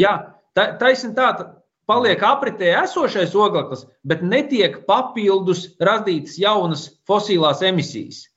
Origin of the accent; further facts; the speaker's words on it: Slītere Nature Reserve, Kurzeme, Latvia; es esmu uzaudzis Eh, Slīters rezervātā. Tajā laikā viņš saucās Slīters Nacionālais parks.